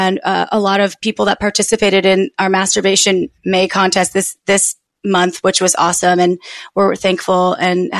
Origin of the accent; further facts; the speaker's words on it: Wisconsin, United States; moved away; I'm from Wisconsin originally.